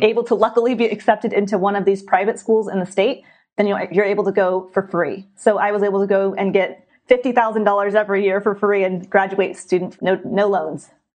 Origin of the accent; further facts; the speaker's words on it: San Diego, California, United States; I was born and raised in San Diego, California